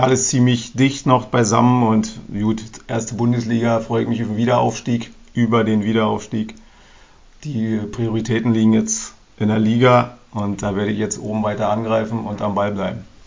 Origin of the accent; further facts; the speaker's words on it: Berlin, Germany; Als Berliner, muss ich sagen, als Ossi